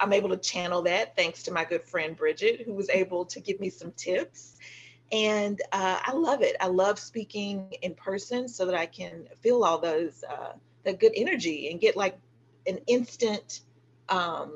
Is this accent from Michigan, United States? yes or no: no; the South, Texas, United States; as a Southerner myself